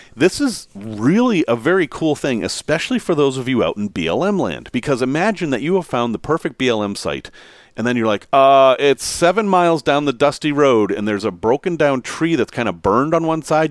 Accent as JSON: {"language": "English", "region": "Massachusetts", "country": "United States", "tie": "born or raised there", "said": "Growing up in Massachusetts"}